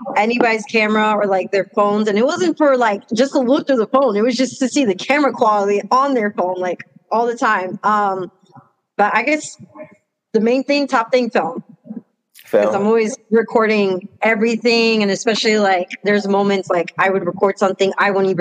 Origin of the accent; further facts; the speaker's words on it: New York City, New York, United States; now in Middletown, United States; I'm from Washington Heights, but moved to upstate